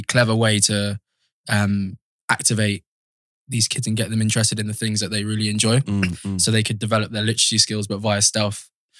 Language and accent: English; Mitcham, London, United Kingdom; also born or lived in Wimbledon; I grew up in Mitcham. Lived there since I was about 3 years old. Before that, was living with my mum. My sister's in Wimbledon, in the council estate there.